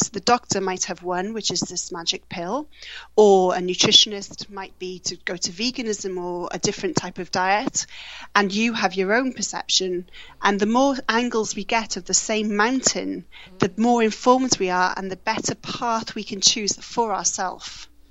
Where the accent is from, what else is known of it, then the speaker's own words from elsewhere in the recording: Wales, United Kingdom; moved away; also born or lived in Australia; I moved back from Australia to to Wales in April